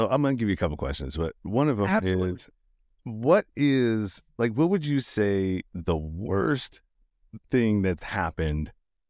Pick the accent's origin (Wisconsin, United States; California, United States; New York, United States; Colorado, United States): California, United States; Sacramento; now in Las Vegas, United States; when I came from Sacramento, California, Northern California, before I moved to Vegas